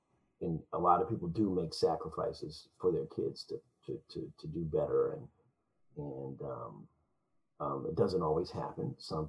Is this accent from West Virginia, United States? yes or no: yes; West Virginia, United States; when I was a small kid, I grew up in West Virginia on a farm, and it was an amazing idyllic experience, you know.